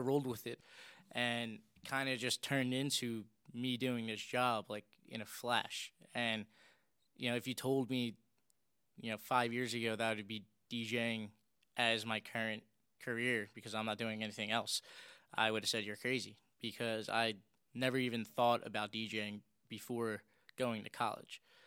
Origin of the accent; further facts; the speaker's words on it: Philadelphia, Pennsylvania, United States; I was born and raised in South Philly.